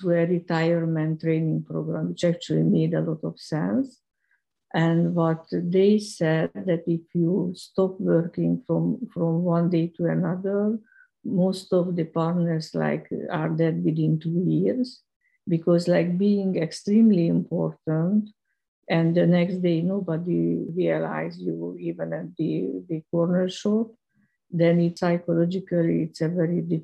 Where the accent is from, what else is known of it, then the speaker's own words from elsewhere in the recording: Hungary; moved away as an adult; also born or lived in London; I'm Hungarian. I was born in Hungary. I was educated at Karl Marx University